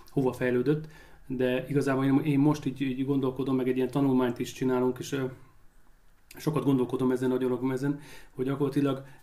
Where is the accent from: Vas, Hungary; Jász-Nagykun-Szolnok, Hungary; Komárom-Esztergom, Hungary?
Vas, Hungary; Szombathely; Valamiért attól függetlenül, hogy én szombathelyi vagyok, meg itt éltem, meg itt, itt ide kötődöm, még így is nehéz volt.